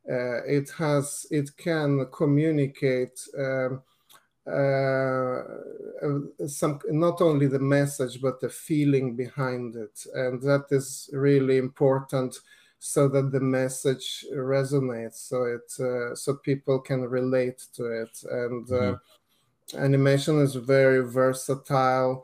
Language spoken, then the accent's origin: English; Lithuania; moved away; I grew up in Lithuania